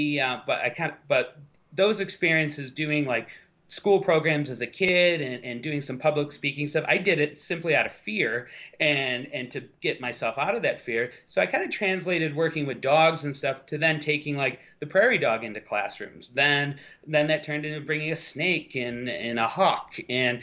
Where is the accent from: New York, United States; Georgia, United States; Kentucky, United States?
New York, United States; Buffalo; I grew up about 6 hours west of New York, in Western New York, kind of near the Lake Erie, the Buffalo Niagara Falls area